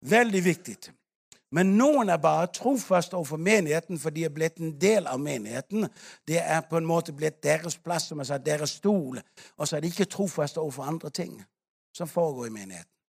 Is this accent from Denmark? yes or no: yes; Denmark; now in Africa; I Danmark ikke sant, hvor vi kommer fra